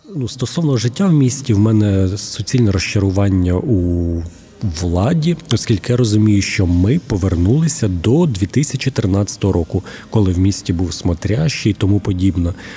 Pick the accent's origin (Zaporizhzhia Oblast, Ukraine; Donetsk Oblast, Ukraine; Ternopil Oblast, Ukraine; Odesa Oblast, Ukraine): Zaporizhzhia Oblast, Ukraine; Huliaipole; moved away as an adult; now in Zaporizhzhia, Ukraine; Моє рідне місто Гуляйполе